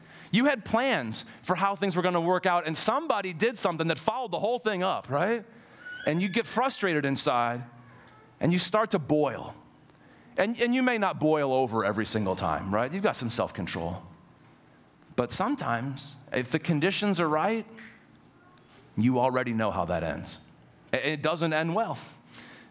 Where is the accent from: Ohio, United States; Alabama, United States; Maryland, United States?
Ohio, United States; moved away; I grew up in Ohio